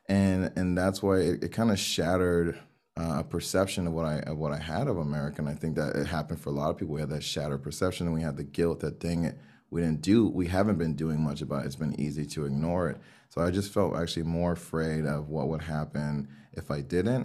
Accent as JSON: {"language": "English", "town": "Miami", "region": "Florida", "country": "United States", "said": "Miami, here in the U S"}